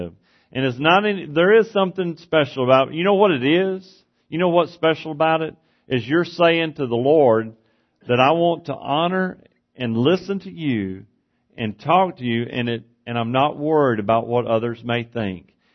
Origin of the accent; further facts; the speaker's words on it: East Texas, United States; moved away as an adult; where I grew up in East Texas